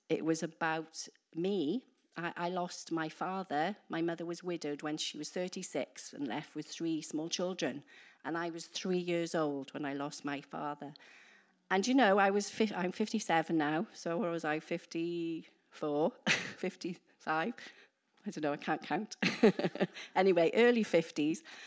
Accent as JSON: {"language": "English", "region": "Wales", "country": "United Kingdom", "moved": "as an adult", "lives_now": "New Zealand", "said": "we're from the U K. We're particularly, we're from Wales. So if, I don't know if you can understand my accent."}